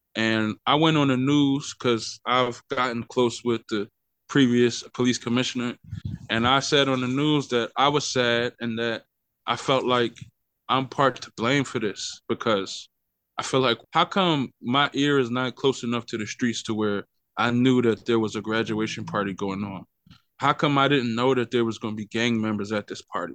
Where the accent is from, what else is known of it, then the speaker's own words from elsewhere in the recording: Philadelphia, Pennsylvania, United States; moved away as an adult; now in Wichita, United States; I'm originally from Philadelphia, Pennsylvania